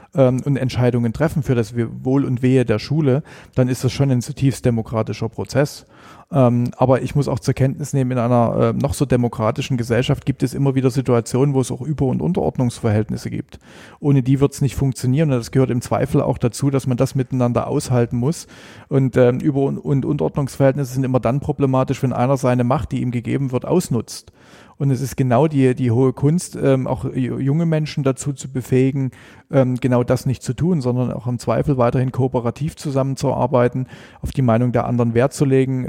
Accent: Elbhang, Saxony, Germany; ich bin ähm, am, am Elbhang groß geworden

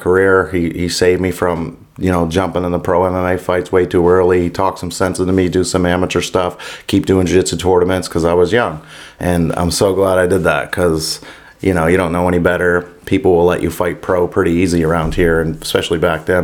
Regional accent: Yarmouth, Nova Scotia, Canada; now in Halifax, Canada; I grew up in Yarmouth

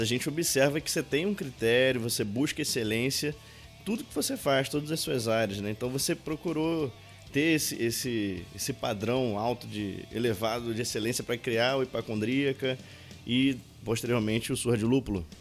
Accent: Pará, Brazil; eu sou paraense.

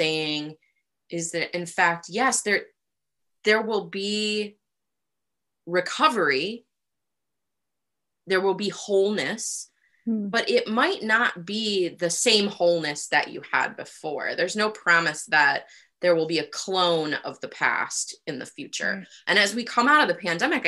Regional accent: Rust Belt, Ohio, United States; moved away; also born or lived in Toledo, Ohio / Youngstown, Ohio / Cleveland, Ohio; I grew up in the Rust Belt.

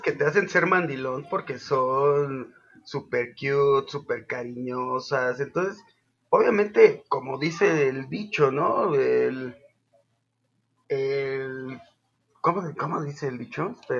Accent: Zapopan, Jalisco, Mexico; soy el, extranjero de Zapopan

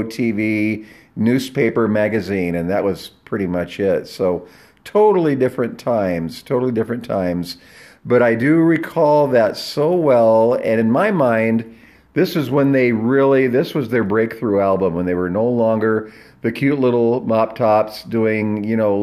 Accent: Bellingham, Washington, United States; my hometown, Bellingham, Washington

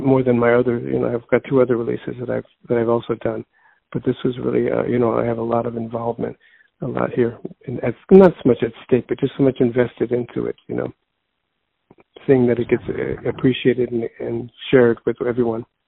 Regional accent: Chicago, Illinois, United States; born and raised in Chicago

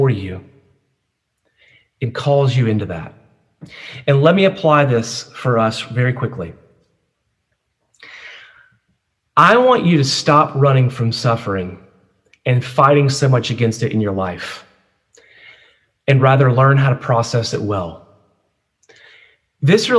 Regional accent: United States; as an American and USC student

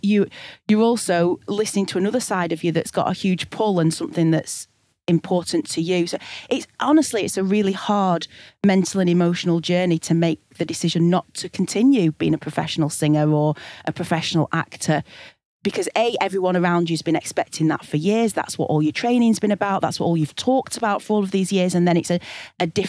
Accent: Blackburn, North West England, United Kingdom; also born or lived in Sheffield / Glasgow; I moved back to Blackburn, my hometown in Lancashire in the northwest

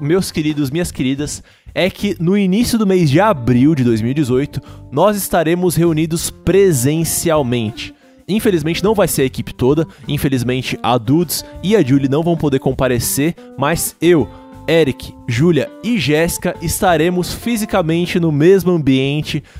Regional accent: São Paulo, Brazil; eu sou aqui de São Paulo capital

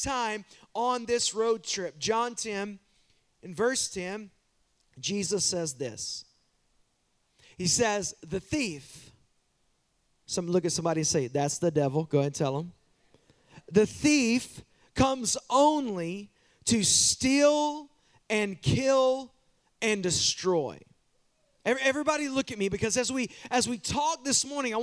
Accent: Waskom, Texas, United States; I grew up in the town called Wascom

